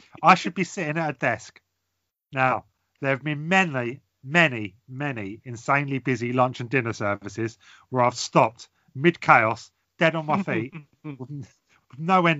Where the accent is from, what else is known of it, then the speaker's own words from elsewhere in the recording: England, United Kingdom; because we're English